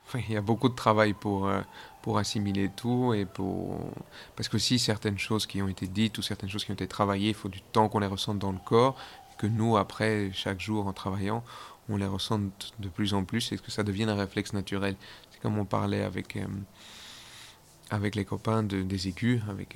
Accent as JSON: {"language": "French", "country": "Belgium", "also_born_or_lived": "Geneva, Switzerland / Zurich, Switzerland", "moved": "as an adult", "said": "je suis belge"}